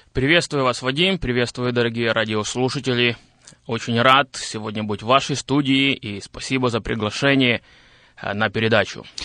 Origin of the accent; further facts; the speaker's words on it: Zakarpattia Oblast, Ukraine; moved away as an adult; now in Boryslav, Ukraine; я родился в Украине, в Закарпатской области, и двадцать восемь лет я прожил, а, в этом регионе Украины